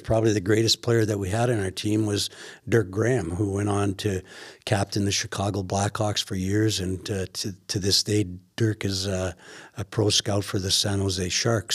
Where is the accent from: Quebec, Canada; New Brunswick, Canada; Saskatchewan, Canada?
Saskatchewan, Canada; Weyburn; as a young lad growing up in Weyburn, Saskatchewan